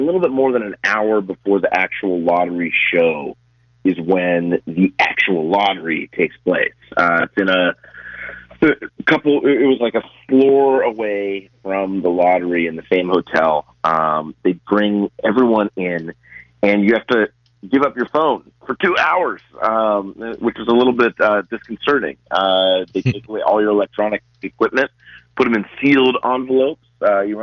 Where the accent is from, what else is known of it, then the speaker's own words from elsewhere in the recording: Minnesota, United States; my hometown Minnesota Timberwolves.